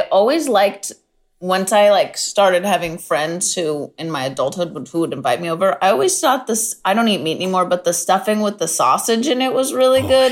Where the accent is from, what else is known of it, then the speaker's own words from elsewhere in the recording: San Diego, California, United States; I'm from San Diego.